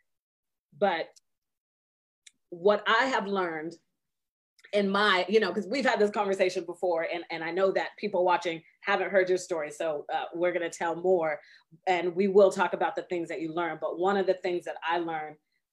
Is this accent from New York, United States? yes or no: no; Seattle, Washington, United States; I'm from Seattle all day